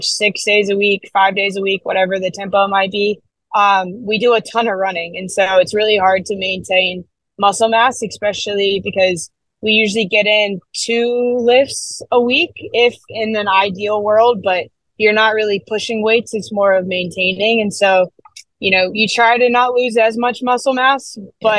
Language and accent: English; United States; being an American